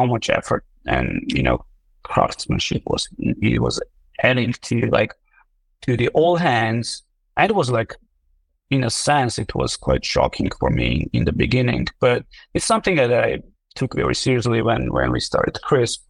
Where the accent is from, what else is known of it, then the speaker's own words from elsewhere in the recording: Armenia; moved away as an adult; also born or lived in Silicon Valley; I'm originally from Armenia. I've spent 10 years in Silicon Valley